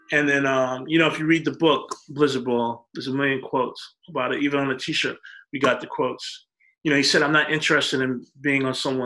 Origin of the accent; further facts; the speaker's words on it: New York, United States; just growing up in New York, you see famous people all the time.